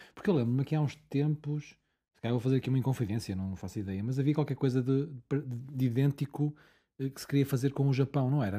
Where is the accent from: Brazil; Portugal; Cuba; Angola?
Angola; moved away; eu nasci em Angola e nunca mais lá voltei